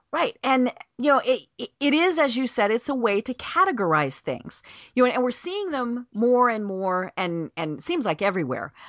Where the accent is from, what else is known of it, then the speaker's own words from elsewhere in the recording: Colorado, United States; moved away as an adult; now in Atlanta, United States; I'm from Colorado.